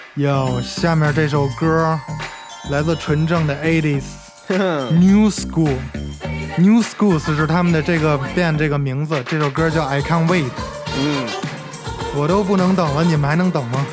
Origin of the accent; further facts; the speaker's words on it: Beijing, China; moved away as an adult; 我说来自北京